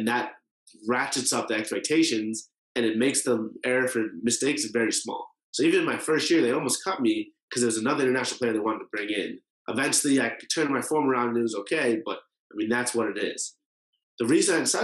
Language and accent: English; Boston, Massachusetts, United States; I was born in Boston. I've grown up there for basically my entire life